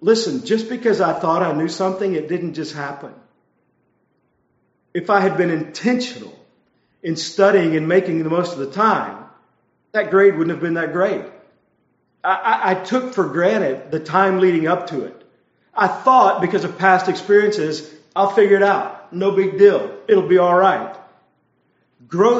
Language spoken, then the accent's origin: English; Texas, United States; I grew up in Texas, and I went to Texas A&M